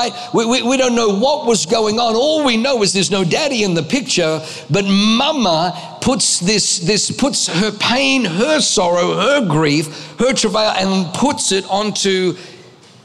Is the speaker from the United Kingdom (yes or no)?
no; Australia; also born or lived in Germany; I was born in Germany, grew up in Australia